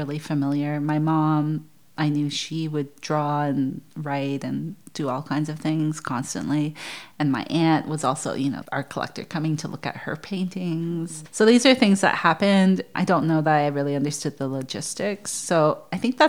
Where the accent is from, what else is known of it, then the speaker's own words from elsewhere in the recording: Canada; moved away as an adult; also born or lived in Brooklyn, United States; growing up in Canada